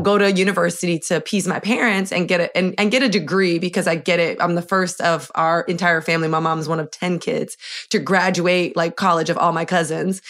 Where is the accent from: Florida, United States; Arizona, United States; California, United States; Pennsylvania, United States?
Florida, United States; Miami; moved away as an adult; now in New York, United States; I'm from Miami, born and raised